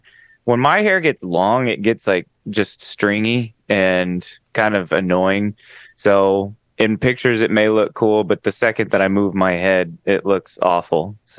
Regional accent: Dallas, Texas, United States; now in Los Angeles, United States; I'm originally from Dallas, Texas, where we had seasons.

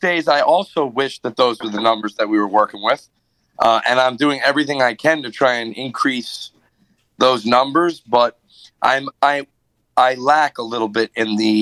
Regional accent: Long Island, New York, United States; moved away as an adult; now in Nashville, United States; Long Island, which is where I'm originally from

